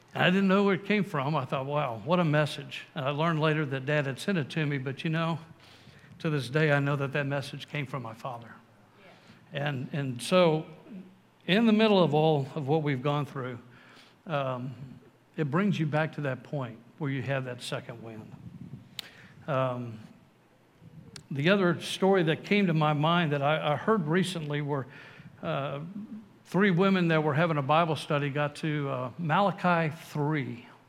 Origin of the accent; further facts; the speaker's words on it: San Antonio, Texas, United States; also born or lived in Waco, Texas; I grew up here in San Antonio, went to Waco